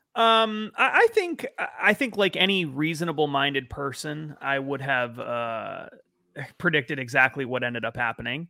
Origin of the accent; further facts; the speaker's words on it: New England, United States; I'm from New England